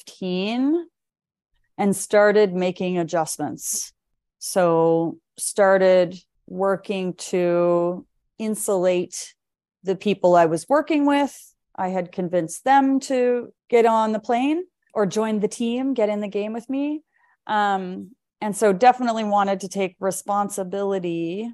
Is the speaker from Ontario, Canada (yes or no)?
no; Lunenburg, Nova Scotia, Canada; now in Vancouver, Canada; that's when I relocated to Vancouver from Halifax, from Lunenburg, Nova Scotia, and really started to kind of rebuild and rethink.